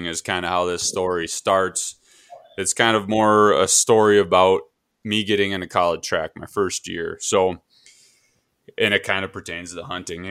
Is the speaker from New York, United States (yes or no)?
no; Stevens Point, Wisconsin, United States; moved away as an adult; also born or lived in Rosholt, Wisconsin / the western US; now in Minnesota, United States; growing up in Stevens Point, if people don't know, it's pretty flat